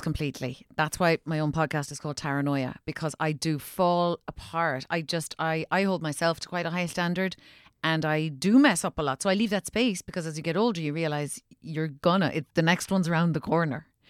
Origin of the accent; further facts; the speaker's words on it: Ireland; growing up in Ireland where we're so superstitious